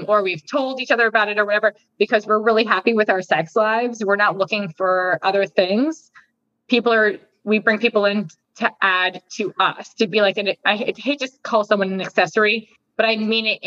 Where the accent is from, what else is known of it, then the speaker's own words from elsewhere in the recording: New Jersey, United States; moved away; also born or lived in Arizona; I'm from Jersey.